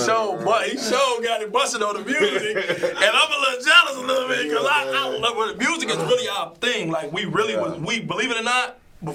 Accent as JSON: {"language": "English", "town": "Chicago", "region": "Illinois", "country": "United States", "said": "We both from the west side. I'm from the Austin area."}